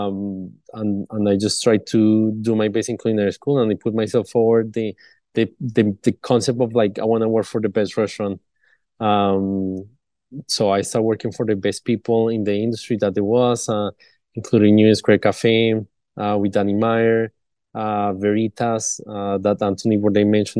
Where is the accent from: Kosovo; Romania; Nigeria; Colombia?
Colombia; Bogota; moved away; I'm originally from Bogota, Colombia. And back then, I used to be very involved with all the family reunions when I was little